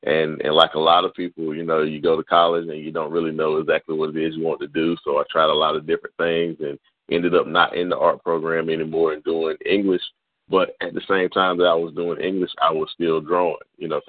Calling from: Goldsboro, North Carolina, United States; I'm coming from North Carolina, Goldsboro.

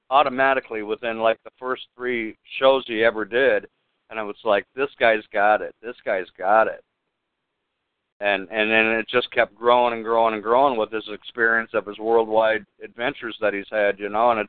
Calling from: Florida, United States; from Florida.

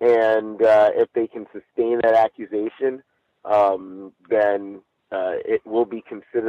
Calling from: Chino, California, United States; I'm calling in from Chino, California.

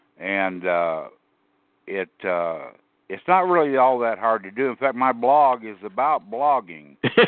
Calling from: Amarillo, Texas, United States; I'm speaking from Amarillo, Texas, the panhandle of Texas. That's, I really like it here.

